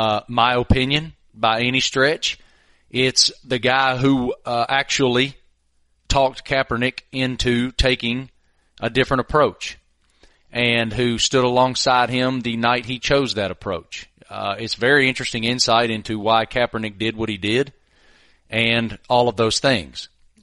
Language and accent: English; the South, United States; As a kid growing up in the South